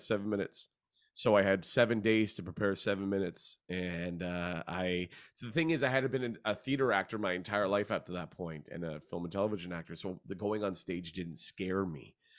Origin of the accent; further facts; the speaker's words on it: Hamilton, Ontario, Canada; moved away as an adult; also born or lived in Vancouver / Toronto; I grew up in Hamilton